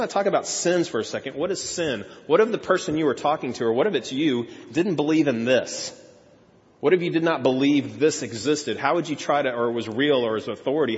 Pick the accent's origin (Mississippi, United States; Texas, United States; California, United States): Texas, United States; I grew up in Texas